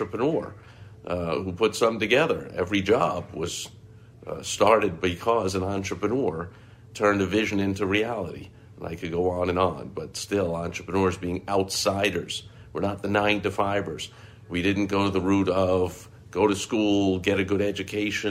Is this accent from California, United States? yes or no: no; New York, United States; I grew up in New York